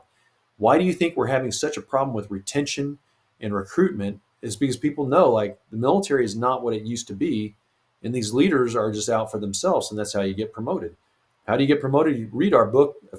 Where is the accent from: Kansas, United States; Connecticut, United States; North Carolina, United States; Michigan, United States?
Kansas, United States; eastern; near my hometown in eastern Kansas, Fort Leavenworth